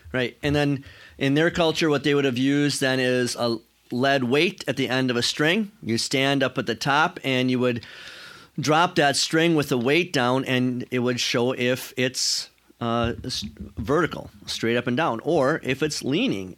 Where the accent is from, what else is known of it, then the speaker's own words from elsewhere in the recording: United States; American Christians